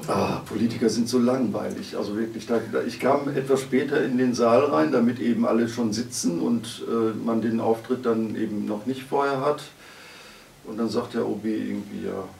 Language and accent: German; Cologne, North Rhine-Westphalia, Germany; ich komme ja aus Köln, da waren einige Karnevale dazwischen.